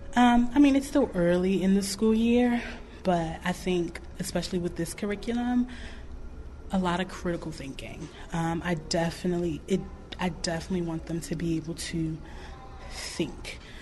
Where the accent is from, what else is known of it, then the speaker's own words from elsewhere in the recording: New York, United States; now in Clarksdale, United States; I'm from New York.